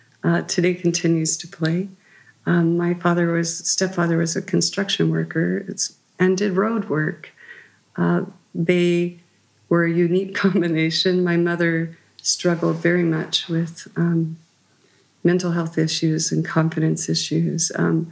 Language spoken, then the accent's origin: English; Oklahoma, United States; born there; Our family had been there since the Sooner times, but I lived in many places. We moved frequently. I was born there in Oklahoma.